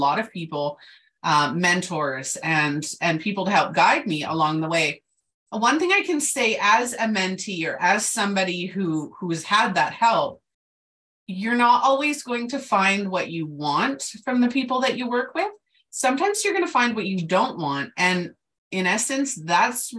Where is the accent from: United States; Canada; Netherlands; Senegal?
Canada; I'm Canadian